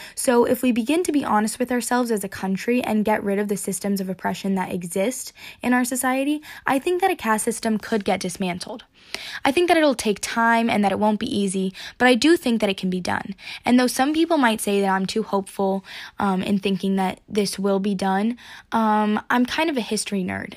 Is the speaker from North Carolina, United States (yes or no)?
yes; Durham Chapel Hill area, North Carolina, United States; I'm from the Durham Chapel Hill area of North Carolina, which is in the South